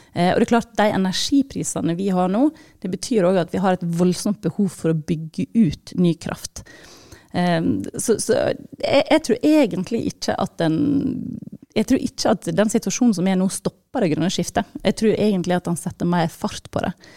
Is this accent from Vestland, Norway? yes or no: yes; Sogn og Fjordane, Vestland, Norway; jeg er jo fra, fra Sogn og Fjordane opprinnelig